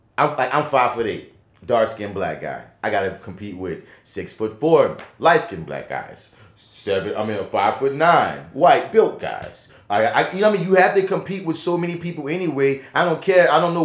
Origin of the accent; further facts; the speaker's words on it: New Orleans, Louisiana, United States; I'm from New Orleans.